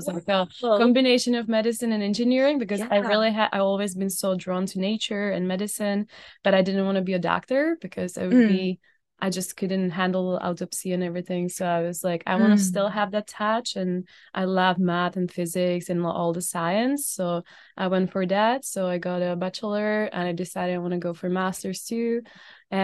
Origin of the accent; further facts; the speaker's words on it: Czechia; moved away as an adult; now in Canada; So I was blessed to grow up in Czech Republic and born and raised in Czech Republic. I've been in Canada for like about 4 years.